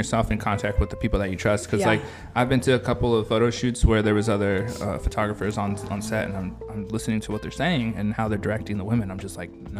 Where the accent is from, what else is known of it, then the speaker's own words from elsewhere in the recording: California, United States; I'm from California